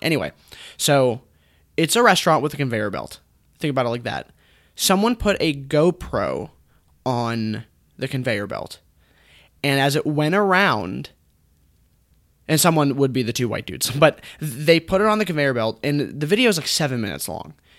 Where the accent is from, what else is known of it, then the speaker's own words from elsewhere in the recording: United States; an English-speaking American man